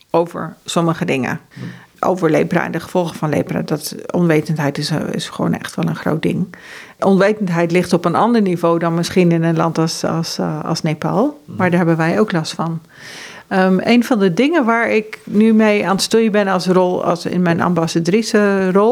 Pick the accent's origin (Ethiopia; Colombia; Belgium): Ethiopia; also born or lived in Norway / Uganda / Kenya / United States; now in Netherlands; want ik ben geboren in Noorwegen en ik ben opgegroeid in Ethiopië, Oeganda, Kenia en Amerika. En eh, ik voel me inmiddels echt Nederlandse, maar dat heeft heel lang geduurd.